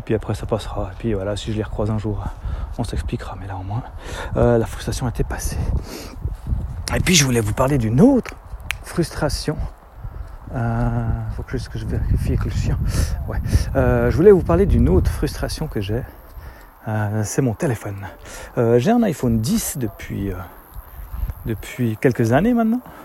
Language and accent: French; Switzerland; chez nous en Suisse